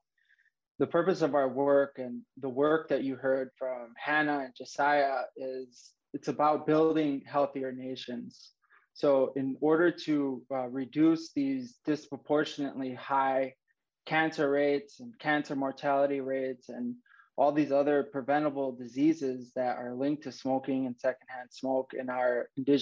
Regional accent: Lac du Flambeau, Wisconsin, United States; I'm from Lac du Flanville, which is a Ojibwe reservation in northern Wisconsin

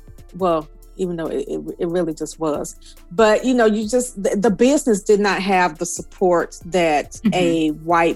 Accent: Alabama, United States; I'm from Alabama

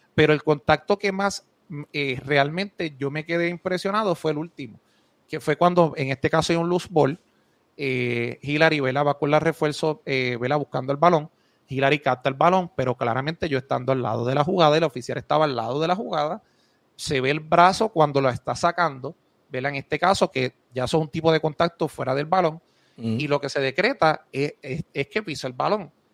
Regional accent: Moca, Puerto Rico; also born or lived in United States; Yo soy de Moca

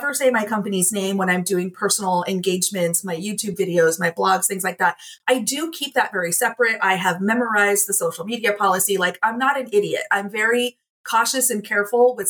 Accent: Midwest, United States; I grew up in the Midwest among some of these rough and tumble people

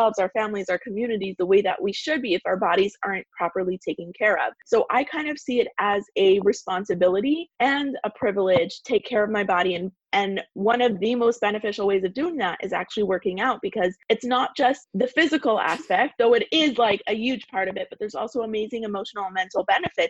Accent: Toronto, Ontario, Canada; moved away as an adult; also born or lived in California; I was moving from Toronto, where I'm from originally, to California.

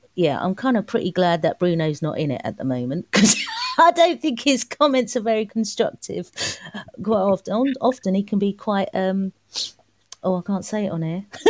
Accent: London, United Kingdom; also born or lived in Malaysia; I'm from East London. Um, I'm from Manor Park

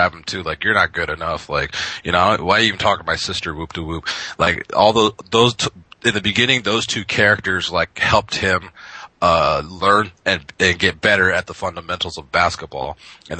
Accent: Japan; growing up in Japan

